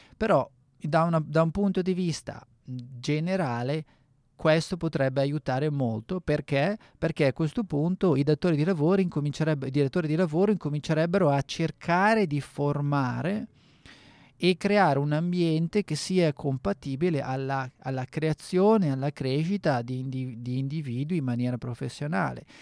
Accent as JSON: {"language": "Italian", "town": "Bergamo", "region": "Lombardy", "country": "Italy", "moved": "as an adult", "lives_now": "South Australia, Australia", "said": "sono italiano, eh, vengo dal nord Italia, da Bergamo"}